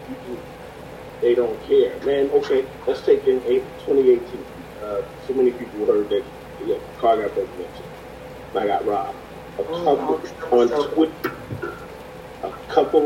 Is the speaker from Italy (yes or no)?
no; New Jersey, United States; I'm from Jersey